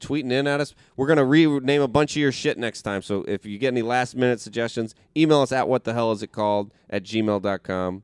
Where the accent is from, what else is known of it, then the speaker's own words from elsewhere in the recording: the South, United States; moved away; I grew up in the South